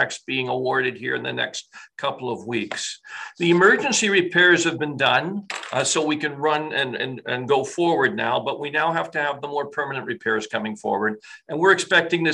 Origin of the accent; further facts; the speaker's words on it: North Shore, British Columbia, Canada; I remember growing up in the North Shore